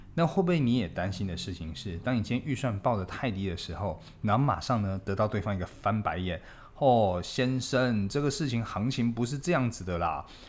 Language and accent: Chinese; Taipei, Taiwan; 我们台北人的后花园